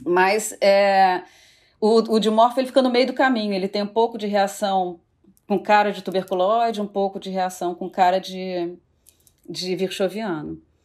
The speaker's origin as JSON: {"language": "Portuguese", "region": "Rio de Janeiro", "country": "Brazil", "said": "eu sou do Rio de Janeiro"}